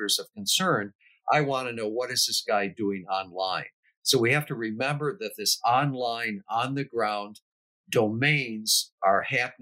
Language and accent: English; United States; We are all Americans. We are all American citizens